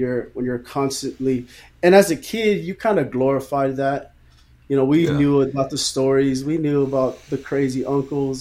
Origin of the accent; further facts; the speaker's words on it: Newark, California, United States; also born or lived in Redwood City, California; grew up in Newark all my life, went to Snow Elementary, Newark Junior High, graduated in 2001 from Newark Memorial.